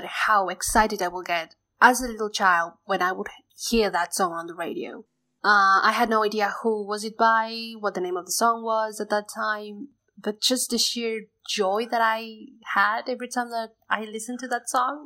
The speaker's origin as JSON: {"language": "English", "region": "Neuquén", "country": "Argentina", "said": "from Neuquén, Argentina, a province in the south of the country, an area mostly known as Patagonia."}